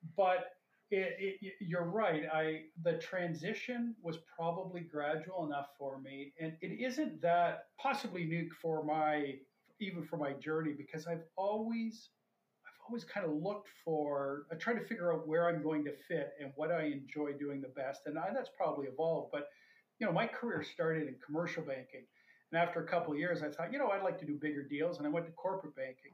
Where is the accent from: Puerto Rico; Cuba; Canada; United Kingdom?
Canada; London, Ontario; moved away as an adult; also born or lived in Toronto / Tokyo / New York; I grew up in London, Ontario, and then I went to school out here in the East.